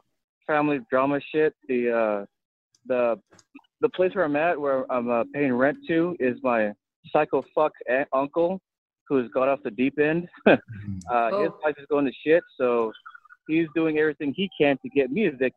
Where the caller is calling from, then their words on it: Texas, United States; from South Texas.